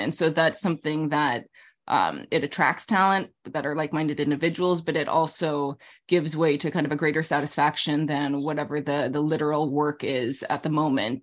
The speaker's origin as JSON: {"language": "English", "region": "Alaska", "country": "United States", "tie": "born or raised there", "also_born_or_lived": "Middle East / New York City", "moved": "yes", "said": "I grew up in Alaska."}